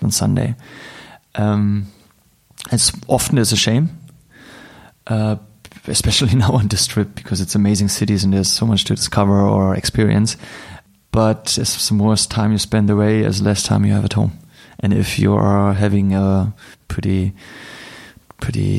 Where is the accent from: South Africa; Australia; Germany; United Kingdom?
Germany; Berlin; I'm hardly in my hometown in Berlin for a long time